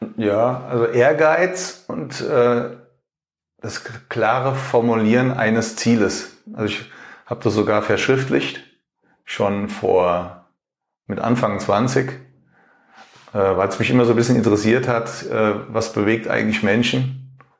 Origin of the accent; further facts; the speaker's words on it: Germany; ich als Deutscher